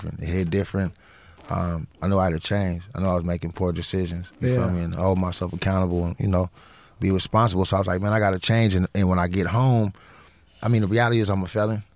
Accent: Santa Ana, California, United States; born or raised there

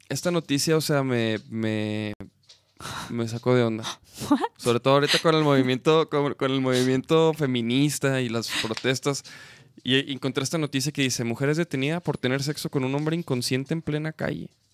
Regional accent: Chihuahua, Mexico; somos de Chihuahua

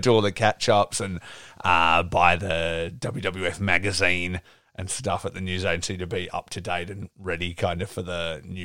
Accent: Geraldton, Western Australia, Australia; I grew up in Geraldton, and which is, obviously a smaller city than here

